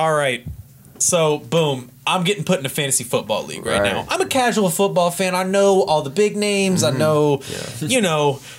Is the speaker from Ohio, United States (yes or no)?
no; Louisville, Kentucky, United States; I'm from Louisville, 502